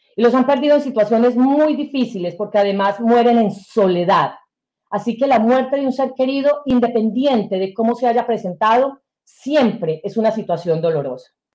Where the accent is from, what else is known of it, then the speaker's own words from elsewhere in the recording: Sonsón, Antioquia, Colombia; moved away as an adult; also born or lived in Bogotá, Colombia; now in United States; el colegio donde nosotros estudiábamos quedaba fuera de nuestro municipio, que es Sonsón, en Antioquia, estoy hablando de Colombia, que es mi, mi, mi país de origen.